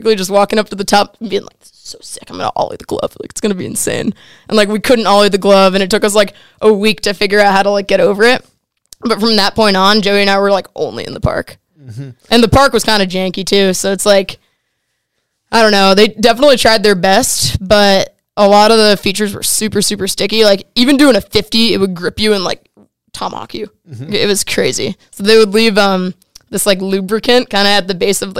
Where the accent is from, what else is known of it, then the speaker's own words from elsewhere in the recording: Simsbury, Connecticut, United States; I grew up in Simsbury, Connecticut